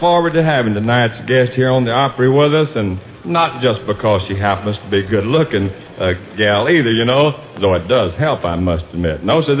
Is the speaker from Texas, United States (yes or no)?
yes; Texas, United States